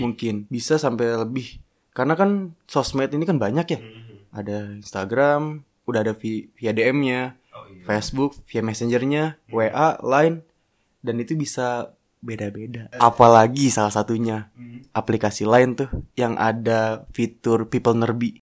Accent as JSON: {"language": "Indonesian", "region": "Jakarta", "country": "Indonesia", "tie": "born or raised there", "moved": "yes", "lives_now": "Bogor, Indonesia", "said": "gue lahir di Jakarta"}